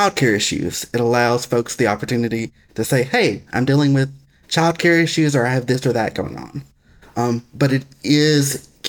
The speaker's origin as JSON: {"language": "English", "region": "Alabama", "country": "United States", "tie": "born or raised there", "also_born_or_lived": "Tennessee", "accent": "Southern", "said": "That accent you hear is because I grew up in Alabama, and I'm Southern"}